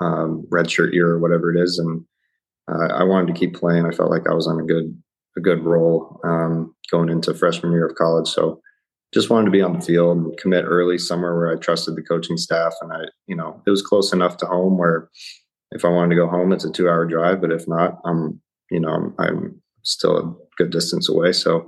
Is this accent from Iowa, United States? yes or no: no; Ohio, United States; And, you know, I'm kind of from all over, but I did spend a lot of time growing up in Ohio.